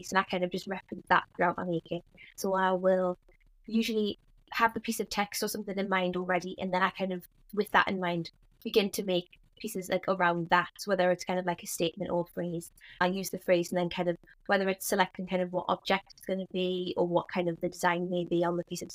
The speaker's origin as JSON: {"language": "English", "town": "Newcastle upon Tyne", "region": "North East England", "country": "United Kingdom", "tie": "born or raised there", "said": "I'm from Newcastle, have always lived in Newcastle"}